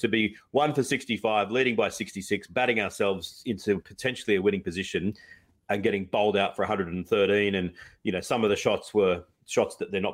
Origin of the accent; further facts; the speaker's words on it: Australia; as an Aussie